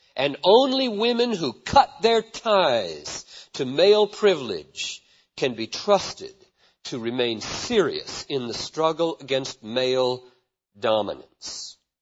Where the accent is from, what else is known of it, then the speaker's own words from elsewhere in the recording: Greenville, South Carolina, United States; also born or lived in Chattanooga, Tennessee; now in Minneapolis, United States; I was born in Chattanooga 47 years ago and grew up in Greenville, South Carolina